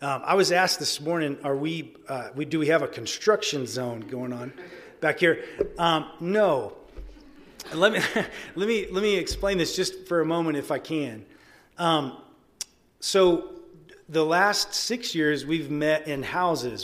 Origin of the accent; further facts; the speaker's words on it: Arkansas, United States; moved away as an adult; now in Albuquerque, United States; I am from Arkansas